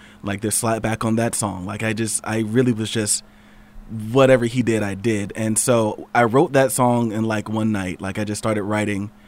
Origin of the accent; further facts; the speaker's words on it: Georgia, United States; So I really love my state, my home state. I know it's got its issues. Although we went blue, so that's cool. I know it's got its issues. I mean, I've lived here all my life